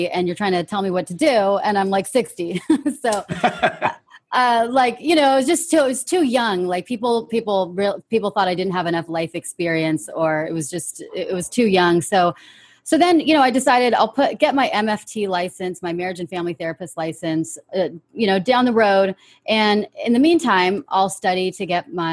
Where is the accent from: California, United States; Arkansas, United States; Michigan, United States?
California, United States; born and raised in California, United States of America